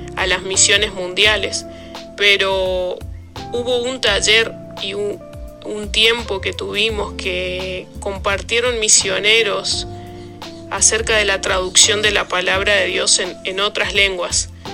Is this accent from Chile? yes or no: no; Argentina; moved away as an adult; now in Papua New Guinea; somos cuatro argentinos los que estamos acá